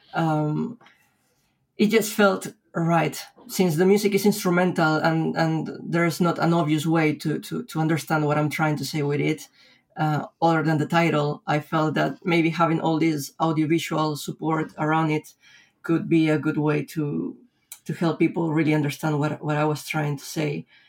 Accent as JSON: {"language": "English", "region": "Lima", "country": "Peru", "tie": "born or raised there", "moved": "as an adult", "lives_now": "Spain"}